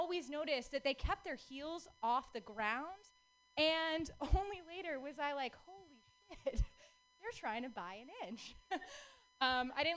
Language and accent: English; Texas, United States; moved away; Growing up, I grew up in Texas